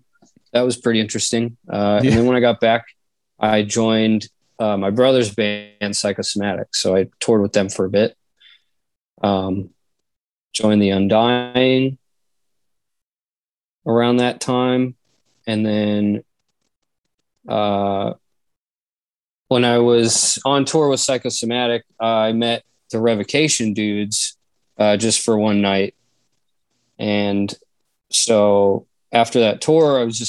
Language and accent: English; Reno, Nevada, United States; also born or lived in Las Vegas, Nevada; I moved back to Reno from Vegas